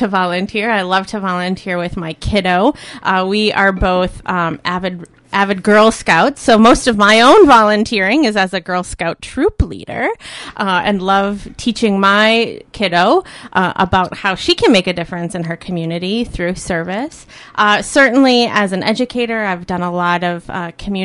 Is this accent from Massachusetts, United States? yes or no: no; Fargo, North Dakota, United States; moved away as an adult; also born or lived in Moorhead, Minnesota / Washington, D.C. / Indiana; now in Northfield, United States; I grew up in Fargo, just, up I-94 a ways.